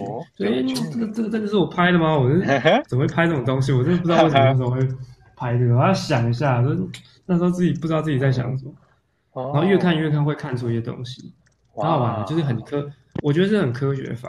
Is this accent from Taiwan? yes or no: yes; Kaohsiung, Taiwan; now in Taipei, Taiwan; 就有一种你在台北，我我我高雄人，但是我在台北工作，不会看到这样的景观